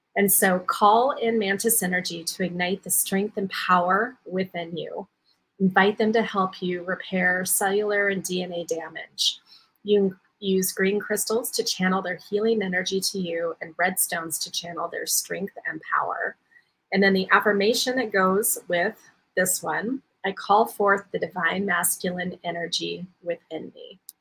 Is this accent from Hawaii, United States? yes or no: yes; Waikoloa Village, Hawaii, United States; I am leading my galactic retreat here um, in Hawaii on the Big Island um, in my hometown of Waikoloa Village.